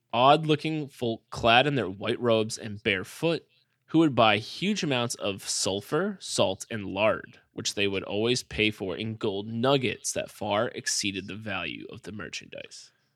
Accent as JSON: {"language": "English", "region": "Massachusetts", "country": "United States", "said": "I'm from Massachusetts, it's like a very all white town"}